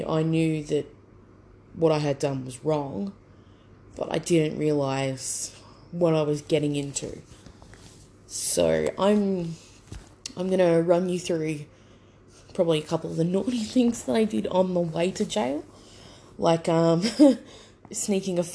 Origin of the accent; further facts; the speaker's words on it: Brisbane, Queensland, Australia; I grew up on the south side of Brisbane